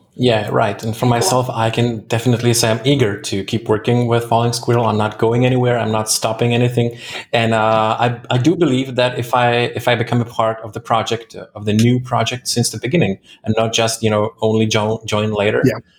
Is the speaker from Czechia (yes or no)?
yes; Czechia; I'm from the Czech Republic